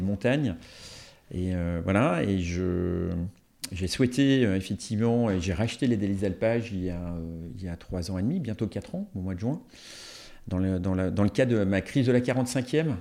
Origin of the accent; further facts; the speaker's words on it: Marignier, Auvergne-Rhône-Alpes, France; je suis originaire euh, de Marigné, euh, donc dans la vallée de l'Arve